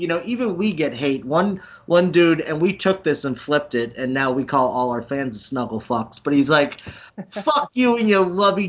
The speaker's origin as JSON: {"language": "English", "town": "Boston", "region": "Massachusetts", "country": "United States", "also_born_or_lived": "New England", "moved": "yes", "lives_now": "Iowa, United States", "said": "I'm from Boston."}